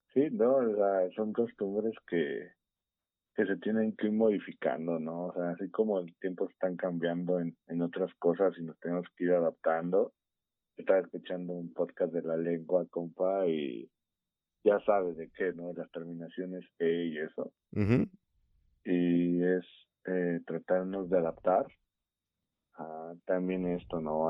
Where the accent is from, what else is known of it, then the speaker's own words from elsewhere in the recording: Mexico City, Mexico; accent: chilango; se nota nuestro acento bien cañón